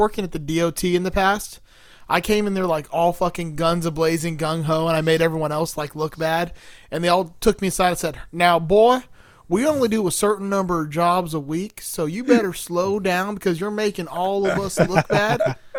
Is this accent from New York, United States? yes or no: yes; New York, United States; accent: New York; because my New York accent is like the working class New York. We're not like the computer programmer New Yorkers like you.